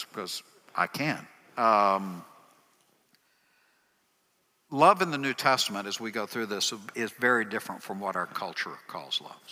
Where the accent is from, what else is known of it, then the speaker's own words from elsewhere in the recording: East Texas, United States; I'm from East Texas